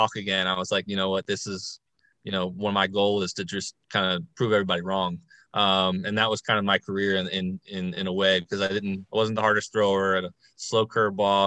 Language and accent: English; Baltimore, Maryland, United States; play for my hometown team